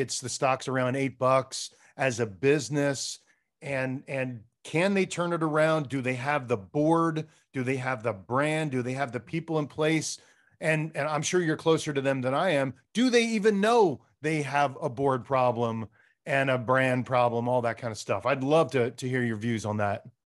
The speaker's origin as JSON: {"language": "English", "region": "East Coast", "country": "United States", "moved": "yes", "lives_now": "California, United States", "said": "we're both from the East Coast"}